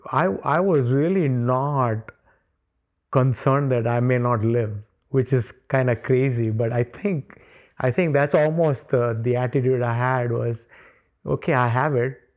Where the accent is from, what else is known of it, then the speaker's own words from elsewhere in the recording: India; moved away; Before all of this happened, growing up in India, you, you generally don't talk about illnesses.